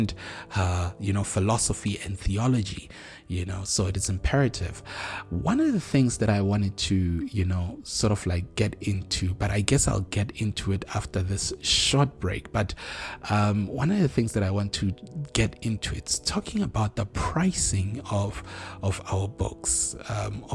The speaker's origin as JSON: {"language": "English", "country": "South Africa", "said": "us as South African authors"}